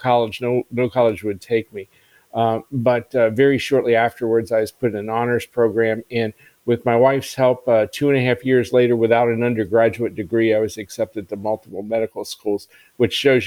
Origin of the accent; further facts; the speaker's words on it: Maryland, United States; I grew up in Maryland.